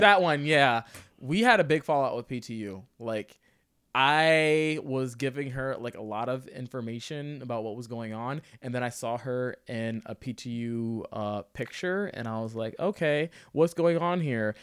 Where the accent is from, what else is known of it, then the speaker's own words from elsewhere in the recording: Sterling, Virginia, United States; now in Portland, United States; I'm from Sterling, fucking Virginia